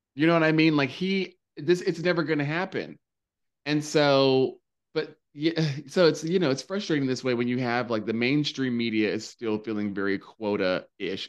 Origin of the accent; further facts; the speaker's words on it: North Carolina, United States; now in New York, United States; growing up in North Carolina